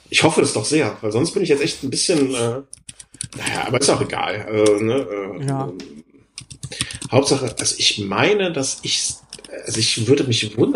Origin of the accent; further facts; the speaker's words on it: London, United Kingdom; now in Germany; äh, ich bin aus London und einmal diesen Besuch im Lake District äh, nicht hinausgekommen.